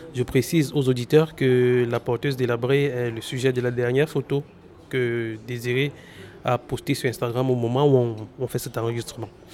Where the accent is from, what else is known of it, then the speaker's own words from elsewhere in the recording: Cameroon; chez nous au Cameroun